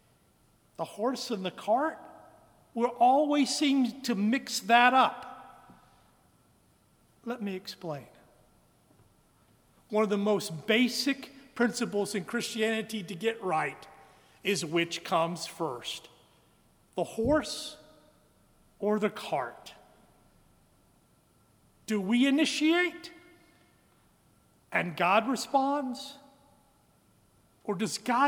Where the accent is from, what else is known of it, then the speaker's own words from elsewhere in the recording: Western Kansas, United States; now in Birmingham, United States; Although I was born here in Birmingham in Caraway Methodist Hospital, I was reared in Western Kansas. That's why there isn't a trace of a Southern accent in my voice